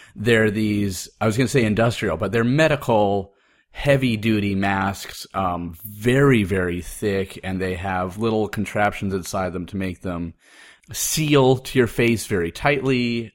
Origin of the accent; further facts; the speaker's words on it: Oregon, United States; moved away as an adult; also born or lived in Appleton, Wisconsin; I was growing up in Oregon